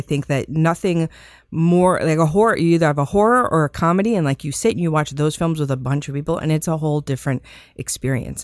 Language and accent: English; Las Vegas, Nevada, United States; I grew up in Las Vegas